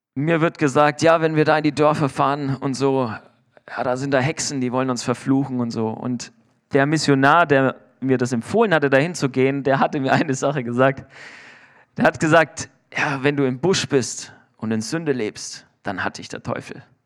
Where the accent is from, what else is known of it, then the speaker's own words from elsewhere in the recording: Germany; Ich bin Deutscher